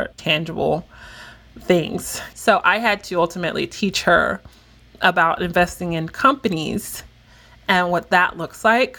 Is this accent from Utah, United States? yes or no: no; Miami, Florida, United States; I grew up in Miami, Florida, and my family are Jamaican immigrants.